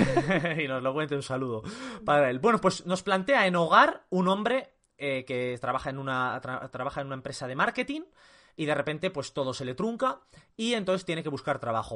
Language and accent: Spanish; Castile and León, Spain; yo castellano-leones